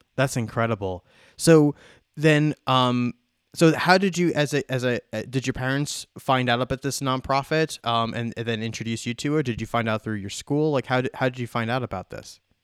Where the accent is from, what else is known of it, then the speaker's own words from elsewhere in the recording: Long Island, New York, United States; now in Phoenix, United States; I was born and raised on Long Island, so same thing. I was a, you know, a East Coaster.